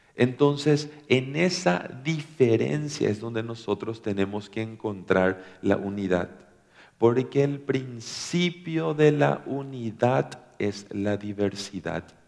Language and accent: Spanish; Paraguay; somos de Paraguay